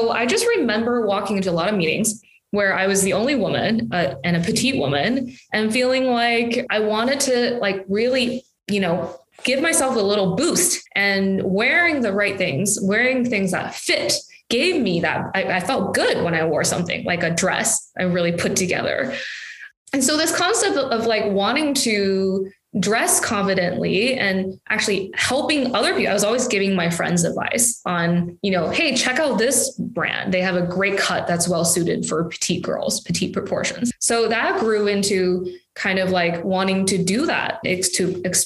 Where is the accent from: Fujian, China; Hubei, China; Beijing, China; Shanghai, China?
Beijing, China; moved away; So I was born in Beijing, grew up right next to the Forbidden City